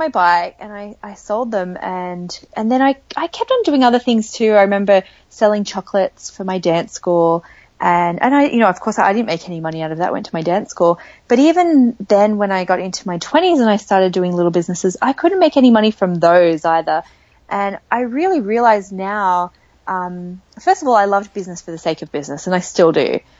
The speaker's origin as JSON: {"language": "English", "country": "Australia", "tie": "born or raised there", "accent": "Australian", "said": "I am Australian, for those of you who can probably hear that from my accent. And I grew up in a small beach town"}